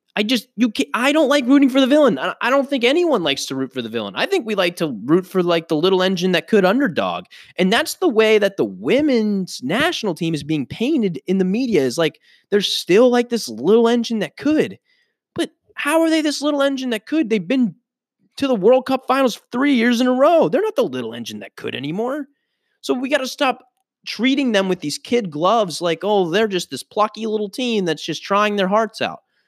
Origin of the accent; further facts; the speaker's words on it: United States; I am an American citizen